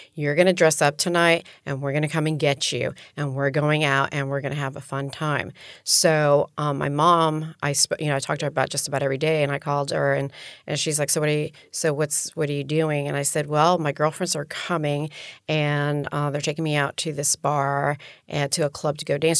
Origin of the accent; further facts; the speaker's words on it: Miami, Florida, United States; also born or lived in New York City / Colombia; I'm from Miami